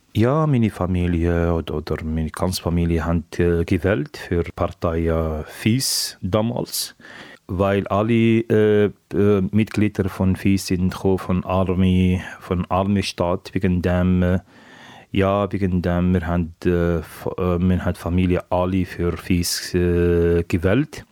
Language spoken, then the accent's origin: German; Algeria; German is a second language; moved away as an adult; also born or lived in Tunisia; Ja, 1996 bin ich äh, von Algerien geflüchtet